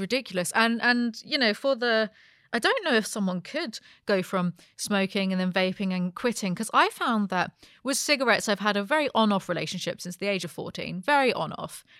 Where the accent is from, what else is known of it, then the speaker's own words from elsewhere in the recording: United Kingdom; I grew up being British.